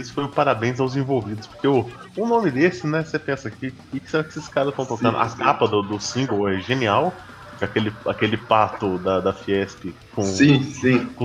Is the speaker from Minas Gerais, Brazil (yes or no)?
yes; Minas Gerais, Brazil; Não, não, sou de Minas.